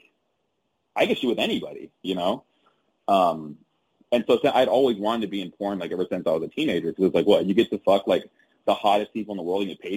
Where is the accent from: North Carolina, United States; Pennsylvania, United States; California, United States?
California, United States; Covina; also born or lived in Gardena, California; I'm from SoCal. So a city called Gardena is where I was born and raised for the first few years of my life. Then moved to a city called Covina when I was like about 7 or 8 and lived out there until I went to undergrad. So pretty much SoCal from all my childhood